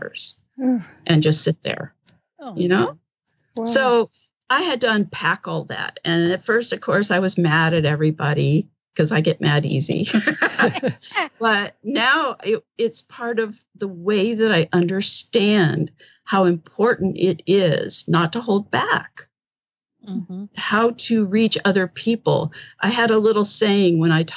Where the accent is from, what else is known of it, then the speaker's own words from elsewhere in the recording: Yuma, Arizona, United States; I'm from Yuma, Arizona